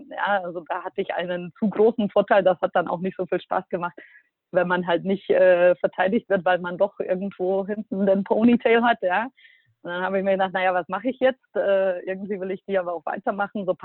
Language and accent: German; Bratislava, Bratislava Region, Slovakia; ich bin ja aus der Slowakei und in Bratislava 2002 muss man sich vorstellen, da gab es noch nicht viel.